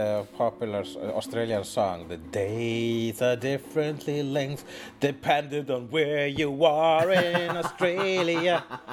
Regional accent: Iceland; And I am an Icelander.

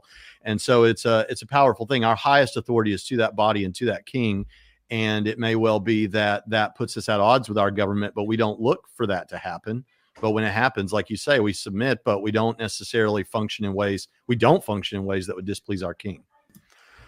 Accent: United States; being an American

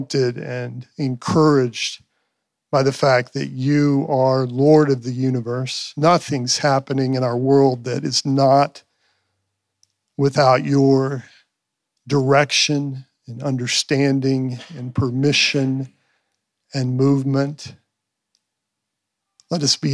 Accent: Pampa, Texas, United States; I'm from Pampa. We're from Pampa

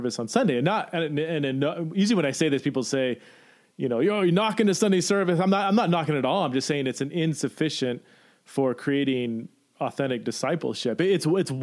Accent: California, United States; now in Boise, United States; I'm from California

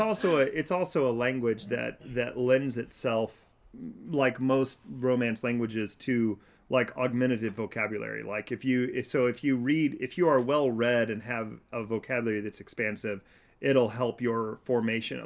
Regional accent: Kansas, United States; I am from Kansas

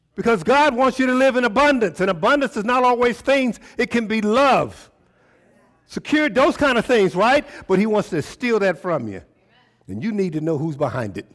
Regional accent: Tulsa, Oklahoma, United States; I was born in T-, Tulsa, Oklahoma

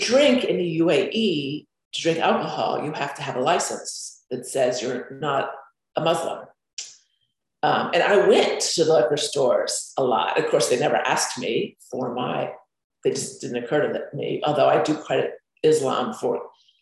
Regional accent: Florida, United States; I grew up in Florida

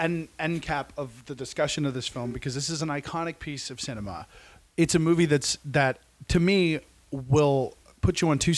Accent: Las Vegas, Nevada, United States; I grew up in Vegas.

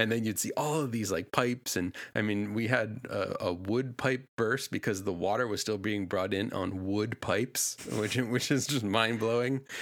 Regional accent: New England, United States; I grew up in New England.

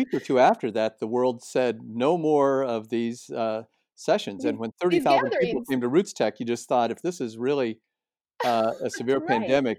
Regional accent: Midwest, United States; also born or lived in Los Angeles; now in San Diego, United States; Well, we're in San Diego. My wife and I have lived here for 20 years. We're moving down from Los Angeles. I'm from the Midwest.

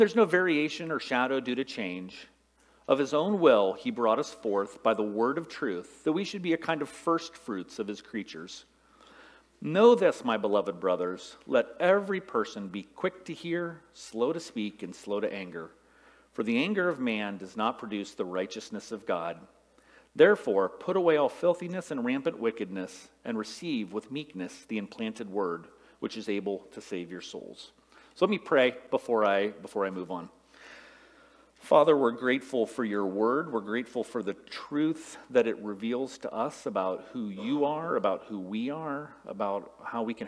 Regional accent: Salem, Ohio, United States; now in East Lansing, United States; Where I grew up at in Salem, Ohio, right, in eastern Ohio, it's 70% Republican

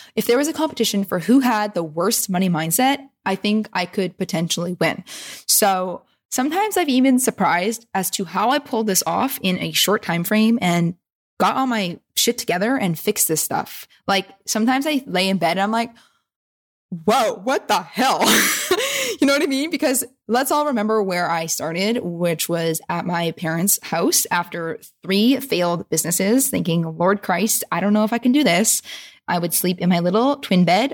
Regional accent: Vancouver, British Columbia, Canada; my hometown peeps.

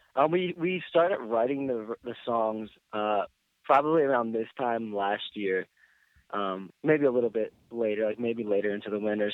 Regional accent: Philadelphia, Pennsylvania, United States; also born or lived in Boston; I eventually decided just to come back to my hometown

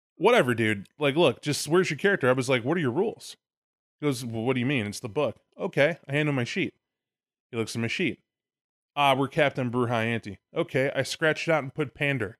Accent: Illinois, United States; moved away; also born or lived in Arkansas; I'm Illinois native

